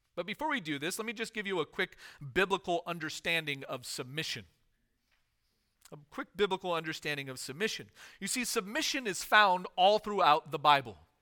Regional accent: United States; as American citizens

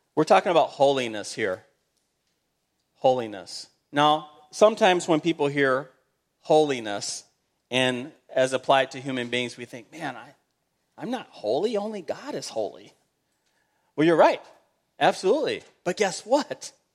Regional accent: United States; being an American, we say, "Hey, I'm an American. I love my fellow Americans."

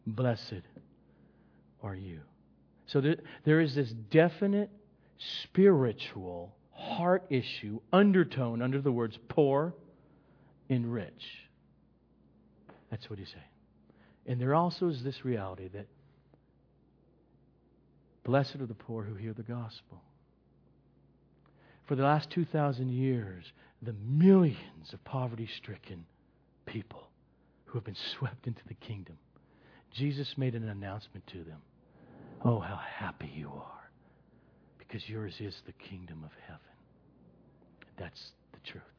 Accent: Los Angeles, California, United States; I was born here in the Los Angeles area.

